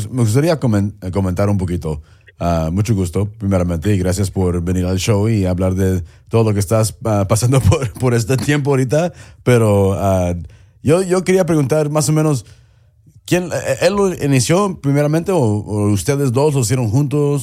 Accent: Mexico; especialmente como mexicano

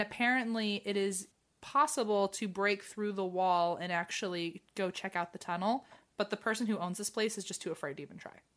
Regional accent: United States; as an American

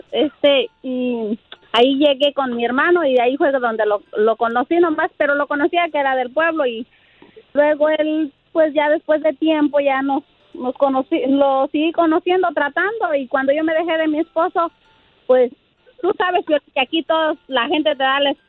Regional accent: Michoacán, Mexico; now in Arizona, United States

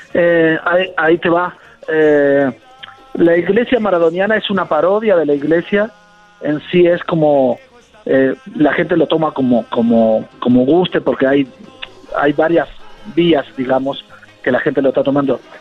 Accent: Argentina; como argentino

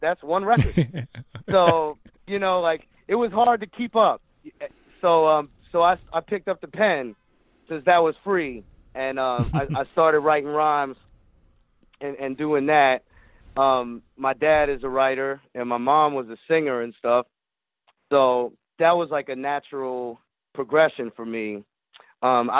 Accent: Jacksonville, Florida, United States; also born or lived in Michigan; As a young teenager, growing up in Jacksonville, Florida

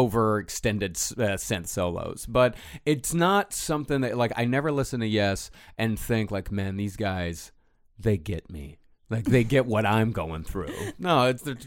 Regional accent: Lubbock, Texas, United States; being born in Lubbock and going to college in Lubbock

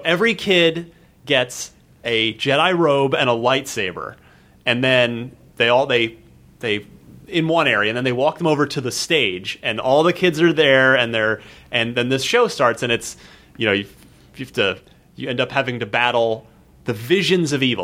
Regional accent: Arizona, United States; also born or lived in New Jersey; I mostly grew up in Arizona after we moved out from New Jersey

